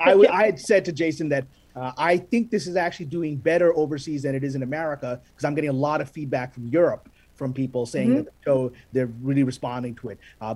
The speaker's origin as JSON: {"language": "English", "town": "Karachi", "region": "Sindh", "country": "Pakistan", "tie": "born or raised there", "moved": "yes", "lives_now": "United States", "said": "And I was born in Karachi, right? And there's not a lot of us around here."}